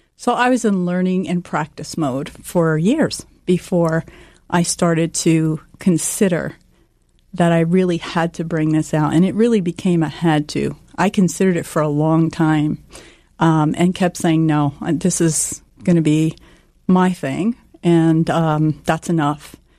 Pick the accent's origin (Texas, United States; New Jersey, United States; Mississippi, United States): New Jersey, United States; I grew up here in New Jersey